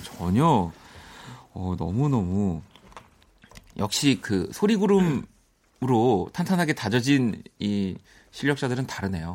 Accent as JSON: {"language": "Korean", "country": "South Korea", "tie": "born or raised there", "said": "한국에서 나고 자라서"}